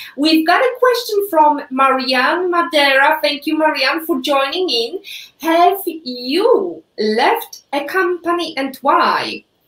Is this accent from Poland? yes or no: yes; Poland; English is a second language; moved away; I'm Polish. I was born and raised in Poland